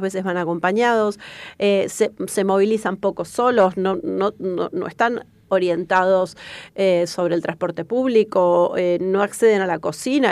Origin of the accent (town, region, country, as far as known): Argentina